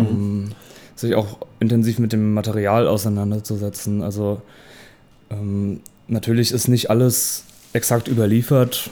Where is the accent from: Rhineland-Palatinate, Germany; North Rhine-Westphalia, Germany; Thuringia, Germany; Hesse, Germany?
Rhineland-Palatinate, Germany; Worms; also born or lived in Mainz; now in Leipzig, Germany; Ich bin in Worms geboren